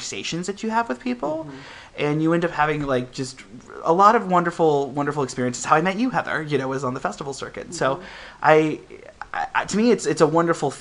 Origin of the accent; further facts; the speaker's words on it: Midwest, United States; also born or lived in Ohio; now in San Francisco, United States; growing up in the Midwest